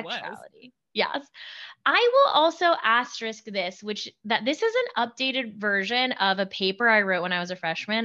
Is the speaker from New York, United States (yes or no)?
no; Birmingham, Alabama, United States; I'm from Birmingham, Alabama. I went to a small private school